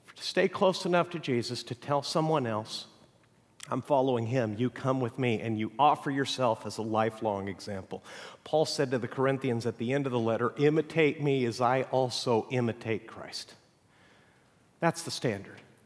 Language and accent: English; Mexico; now in United States; I grew up in Mexico